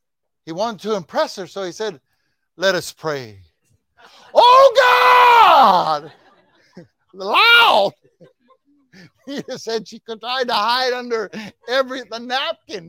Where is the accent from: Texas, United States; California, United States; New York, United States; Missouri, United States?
Texas, United States; I said, "Texas."